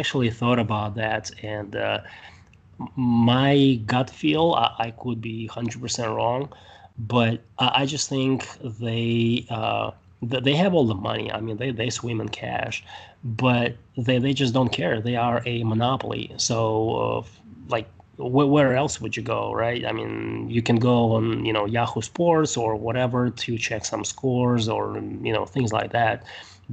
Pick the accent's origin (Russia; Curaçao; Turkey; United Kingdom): Russia; Siberia; now in United States; because I'm from Russia, from Siberia